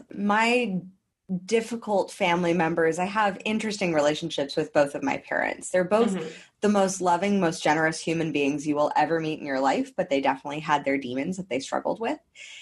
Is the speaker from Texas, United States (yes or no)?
no; Los Angeles, California, United States; now in Queensland, Australia; Especially someone from my hometown.